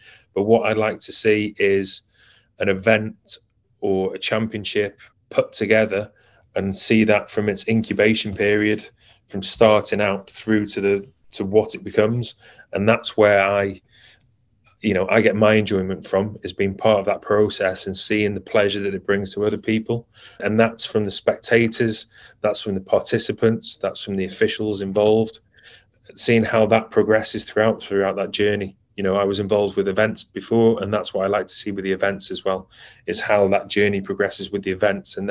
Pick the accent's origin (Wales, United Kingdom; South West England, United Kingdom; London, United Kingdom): Wales, United Kingdom; Colwyn Bay; at Colwyn Bay when I was there as a youngster